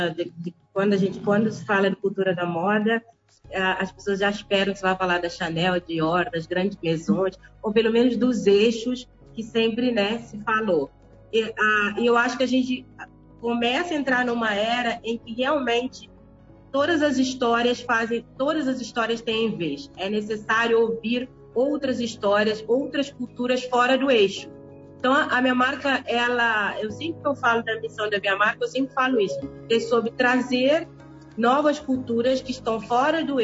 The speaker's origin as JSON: {"language": "Portuguese", "country": "Cape Verde", "moved": "yes", "lives_now": "Brazil", "said": "Olha, eu nasci em Cabo Verde, sou cabo-verdiana. É, mas eu vivo no Brasil há 28 anos, então também sou carioca."}